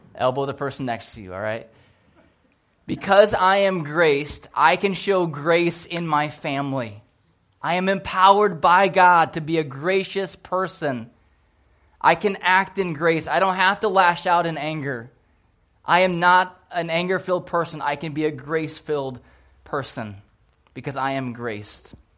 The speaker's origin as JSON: {"language": "English", "town": "Port Huron", "region": "Michigan", "country": "United States", "tie": "born or raised there", "said": "I grew up in Port Huron, Michigan"}